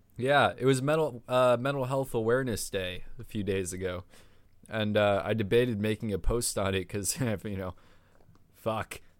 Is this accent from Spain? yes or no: no; Chappaqua, New York, United States; born or raised there